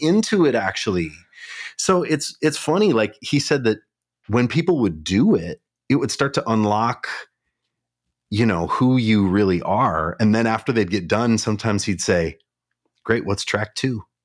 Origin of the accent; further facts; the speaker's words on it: Kalispell, Montana, United States; now in Minneapolis, United States; I grew up in Montana